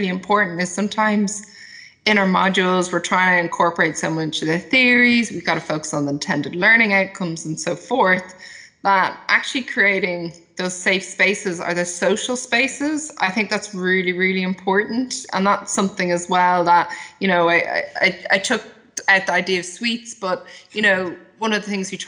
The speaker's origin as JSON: {"language": "English", "country": "Ireland", "said": "as an Irish person"}